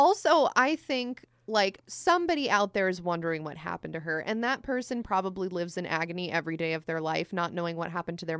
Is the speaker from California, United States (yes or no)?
yes; California, United States; I'm working class American. I just feel like, but I mean, I'm also from California